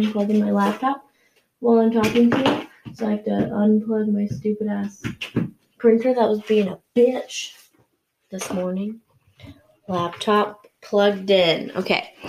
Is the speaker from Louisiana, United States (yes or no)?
no; Arizona, United States; now in Ohio, United States; I'm from Arizona